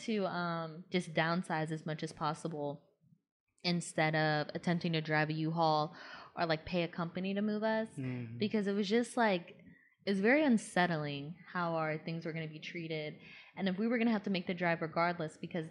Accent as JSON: {"language": "English", "region": "Georgia", "country": "United States", "tie": "born or raised there", "moved": "as an adult", "said": "I grew up in Georgia"}